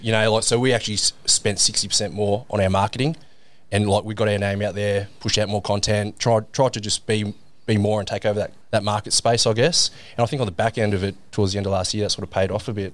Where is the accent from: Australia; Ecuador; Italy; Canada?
Australia; Sydney, New South Wales; also born or lived in England; I was born in England. Dad's English, so we moved to Australia when I was eight years old. Right. Um, and that was for Dad's work. Like he got a job down here in, in Sydney, and we moved down here when I was a kid.